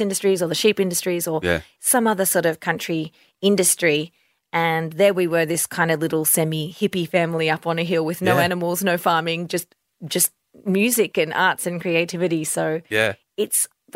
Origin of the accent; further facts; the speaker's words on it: Violet Town, Victoria, Australia; as a little girl growing up in Violettown